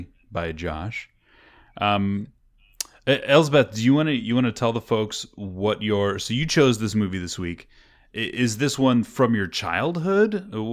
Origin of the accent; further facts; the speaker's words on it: Kansas City, Missouri, United States; now in California, United States; And I'm from the Midwest. I'm from Kansas City. So, you know, oh, we're not in Kansas anymore. That was always like a thing that I dealt with growing up after moving to California.